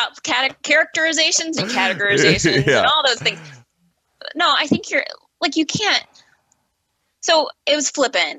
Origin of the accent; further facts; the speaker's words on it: Midwest, United States; like I'm a Midwesterner, like that has a meaning that people identify with what it means.